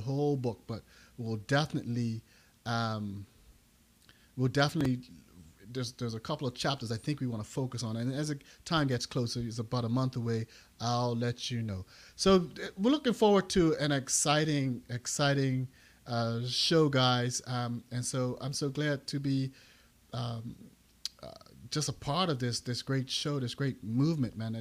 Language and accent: English; Bermuda; now in United States; Yeah, I'm originally from Bermuda. That's my country.